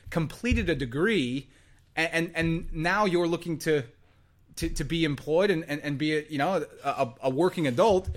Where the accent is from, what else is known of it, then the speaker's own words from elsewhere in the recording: Texas, United States; moved away as an adult; now in Australia; I didn't grow up in the States, I grew up in Texas